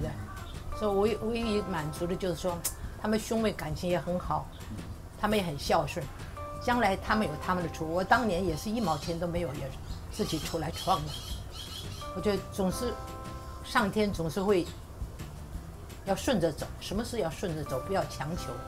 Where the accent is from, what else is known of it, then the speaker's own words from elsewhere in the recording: Taiwan; also born or lived in Weihai / Qingdao / Taipei / Keelung; 我们来台湾，我爸爸就买的房子，买的罗斯福路跟那个和平西路那个地方。那是我就在上，呃，隆安国小，现在隆安国小进去的。那个后来我就在那里念到大概快四年级